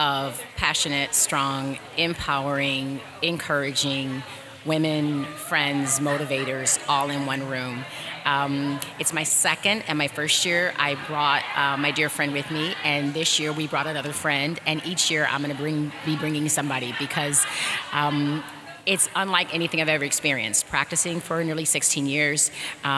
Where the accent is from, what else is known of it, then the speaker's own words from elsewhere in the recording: Detroit, Michigan, United States; now in Orlando, United States; I am presently from Orlando, Florida, but I have to say by way of Detroit, because that's home from my heart